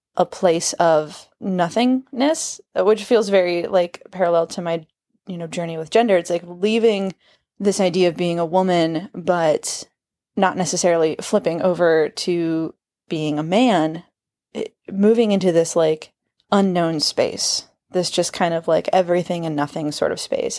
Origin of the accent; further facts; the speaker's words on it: Kansas, United States; I am from Kansas.